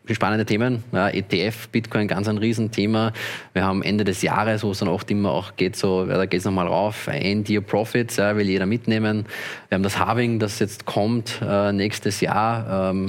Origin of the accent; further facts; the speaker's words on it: Austria; wenn ich als Österreicher auf Binance trader, dann muss Binance alle Daten an die französischen Behörden melden und die französischen müssen das teilen mit den österreichischen.